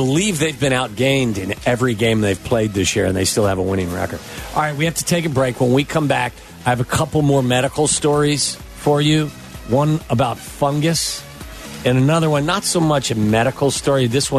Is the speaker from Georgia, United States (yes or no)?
no; Chicago, Illinois, United States; Hey, I'm from Chicago.